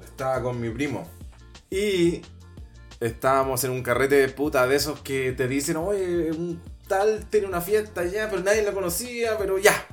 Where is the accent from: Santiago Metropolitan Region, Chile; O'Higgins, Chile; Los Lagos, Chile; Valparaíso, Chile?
Santiago Metropolitan Region, Chile; Maipú; yo soy de Maipú, entonces y casi todo era campo